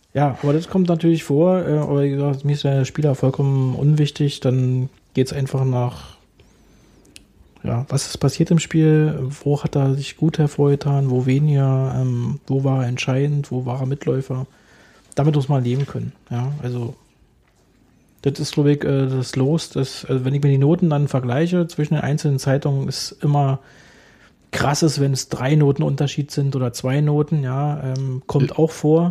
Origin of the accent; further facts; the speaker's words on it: Berlin, Germany; Ich bin gebürtiger Köpenicker, ein echter Köpenicker, weil im Krankenhaus Köpenick geboren, habe auch nur in Köpenick gewohnt